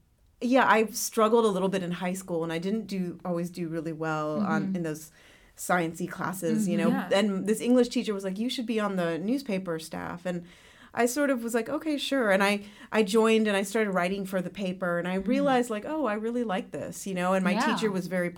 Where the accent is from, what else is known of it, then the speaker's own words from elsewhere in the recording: Raleigh, North Carolina, United States; moved away as an adult; now in Los Angeles, United States; I grew up in Raleigh, North Carolina